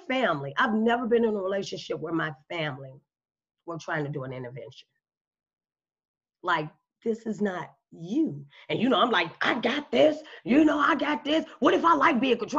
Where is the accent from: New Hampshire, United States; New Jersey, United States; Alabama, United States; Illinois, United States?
Illinois, United States; Chicago; moved away; I'm from Chicago